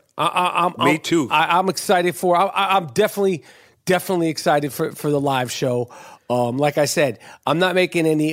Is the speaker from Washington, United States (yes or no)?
no; New York City, New York, United States; I'm born and raised in New York City, right in Moneymaker, Manhattan